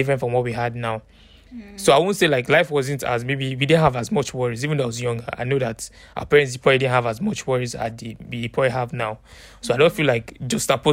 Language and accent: English; Ibadan, Oyo, Nigeria; when I was growing up in Nigeria